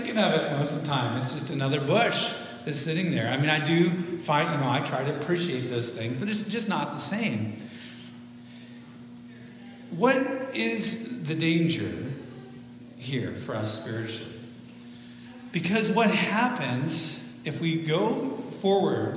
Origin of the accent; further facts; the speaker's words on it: Central Oregon, United States; moved away as an adult; also born or lived in Spokane, Washington / Marysville, Washington; I grew up in Central Oregon, east side.